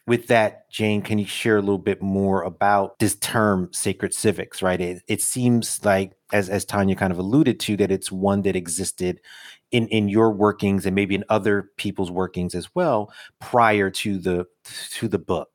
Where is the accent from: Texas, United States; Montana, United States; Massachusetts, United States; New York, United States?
New York, United States; New York City; as a New Yorker